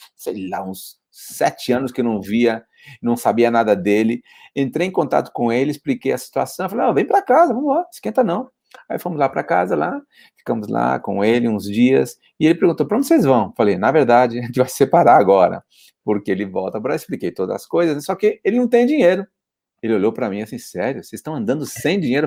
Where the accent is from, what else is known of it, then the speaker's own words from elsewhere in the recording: Poá, São Paulo, Brazil; moved away as an adult; now in Spain; eu sou paulistano, nasci na zona leste de São Paulo